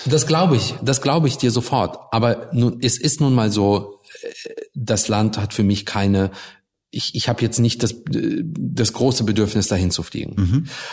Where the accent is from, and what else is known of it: Germany; born or raised there; also born or lived in Russia